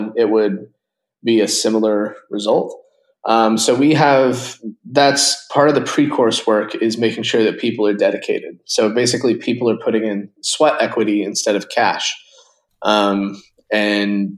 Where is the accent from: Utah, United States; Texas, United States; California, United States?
Utah, United States; moved away as an adult; also born or lived in San Francisco; I grew up in Utah, a smaller town, not, you know, kind of an hour south of Salt Lake